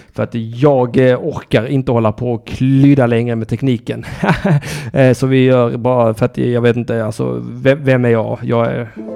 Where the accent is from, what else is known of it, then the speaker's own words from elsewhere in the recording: Sweden; jag har ändå fötts i landet